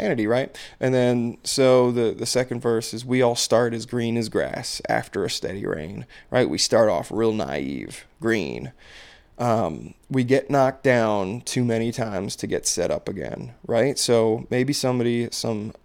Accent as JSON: {"language": "English", "region": "Maryland", "country": "United States", "said": "I'm from Maryland"}